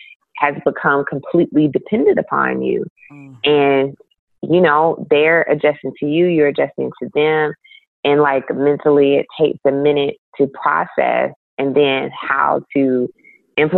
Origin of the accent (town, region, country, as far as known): Milledgeville, Georgia, United States; born or raised there; now in Atlanta, United States